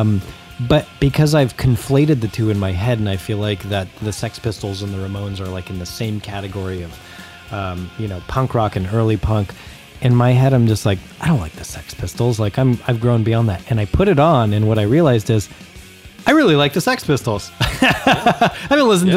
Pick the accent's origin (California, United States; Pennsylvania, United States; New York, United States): California, United States; Acton; lived in the small town where I grew up in Acton, on the way to Palmdale